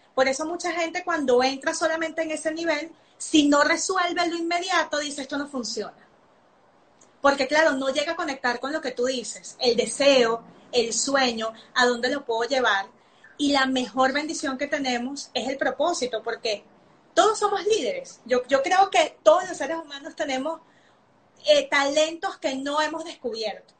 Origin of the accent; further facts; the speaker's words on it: Venezuela; moved away; Yo soy nacida en Venezuela